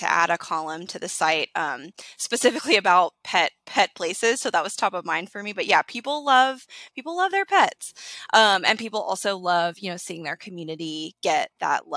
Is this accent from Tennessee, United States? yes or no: yes; Chattanooga, Tennessee, United States; I'm from Chattanooga